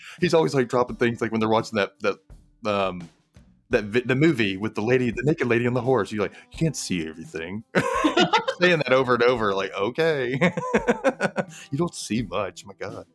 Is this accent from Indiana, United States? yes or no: no; Mississippi, United States; I grew up in Mississippi, a gay kid in Mississippi.